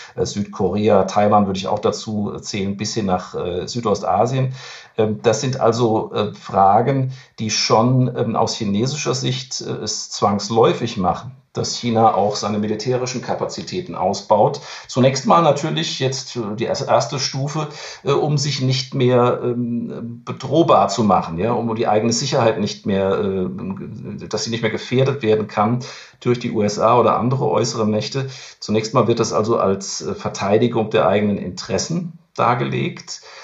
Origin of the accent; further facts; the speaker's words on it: Germany; bei uns in Deutschland